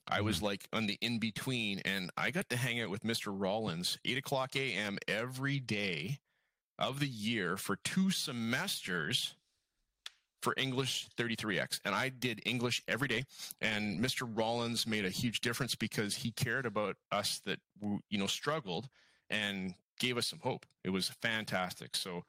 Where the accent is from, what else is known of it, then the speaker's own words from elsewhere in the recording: Alberta, Canada; So I don't know if you knew if I was from Alberta, George.